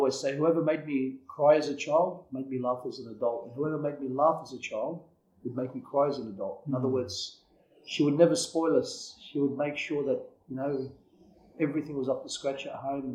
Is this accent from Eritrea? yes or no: no; Sydney, New South Wales, Australia; I grew up in Blacktown, Quakers Hill. I don't know if you know where that is. That's sort of Western Sydney